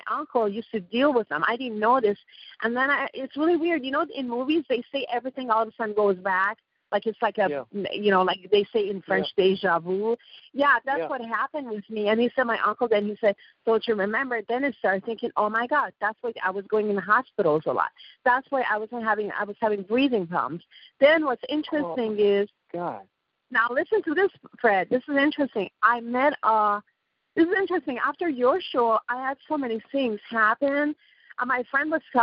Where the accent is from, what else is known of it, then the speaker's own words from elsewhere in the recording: Iran; English is a second language; moved away; I'm from Iran too. Obviously, I have an accent